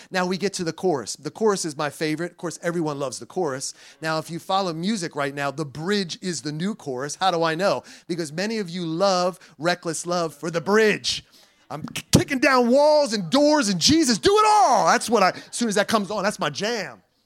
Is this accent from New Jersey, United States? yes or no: yes; New Jersey, United States; also born or lived in Puerto Rico; I'm from New Jersey and I'm a Puerto Rican